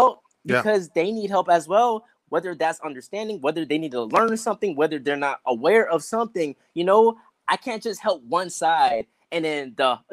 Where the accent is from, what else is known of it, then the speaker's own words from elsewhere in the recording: North Charleston, South Carolina, United States; moved away; also born or lived in Atlanta, Georgia / Durham, North Carolina / San Diego, California; I grew up in North Charleston, South Carolina